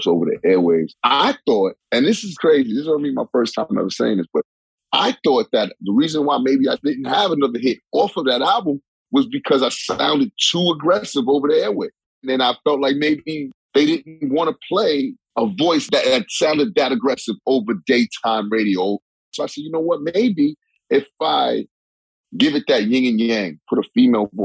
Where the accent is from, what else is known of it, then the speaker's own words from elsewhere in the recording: New York City, New York, United States; I'm from Hollis, Queens, and I'm very much a street dude